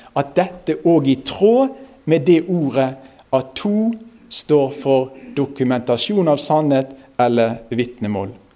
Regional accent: Osterøy, near Bergen, Vestland, Norway; accent: nynorsk; strile; Jeg er fra Osterøyne, det er i nærheten av Bergen

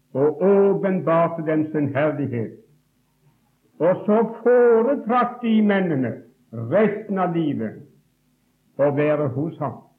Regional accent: Åkrehamn, Rogaland, Norway; also born or lived in Bergen; Gud besøkte oss hjemme i Åkrahamn

